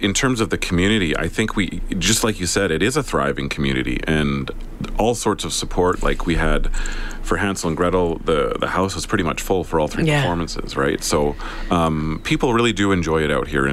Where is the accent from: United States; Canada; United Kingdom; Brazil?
Canada; Southern Alberta; also born or lived in Sherwood Park, Alberta; now in Edmonton, Canada; I was born in Southern Alberta. Okay. We've lived in Sherwood Park, Edmonton for quite a long time